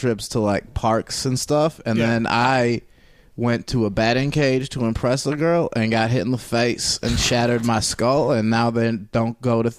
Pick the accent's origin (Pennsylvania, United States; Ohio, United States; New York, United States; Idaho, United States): Ohio, United States; Auburn Township; I'm from Ohio.